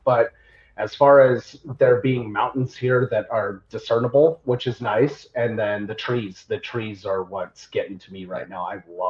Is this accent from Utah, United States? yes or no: yes; Utah, United States; now in Tennessee, United States; Yes, that's correct. So I moved out here from Utah.